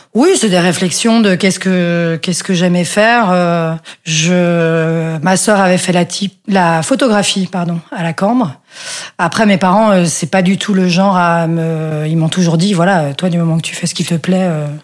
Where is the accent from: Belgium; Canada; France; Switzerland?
Belgium; Brussels, Brussels-Capital Region; j'ai grandi effectivement à Bruxelles dans une famille